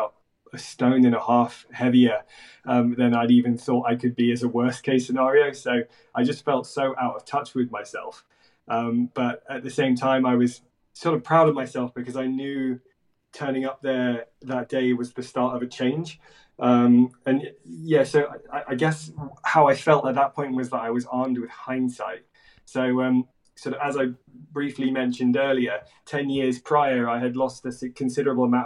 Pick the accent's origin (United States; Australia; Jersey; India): Jersey; I grew up in Jersey in the Channel Islands